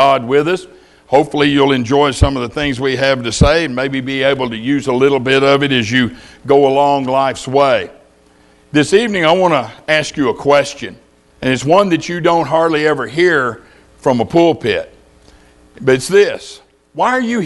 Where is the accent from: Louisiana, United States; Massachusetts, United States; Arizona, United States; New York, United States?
Louisiana, United States; When I was a boy growing up in Louisiana